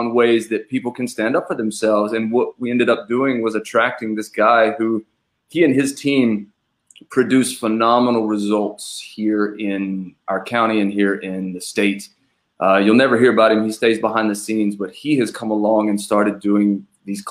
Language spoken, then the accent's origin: English; North Carolina, United States; accent: Southern; now in Medford, United States; Born and raised in North Carolina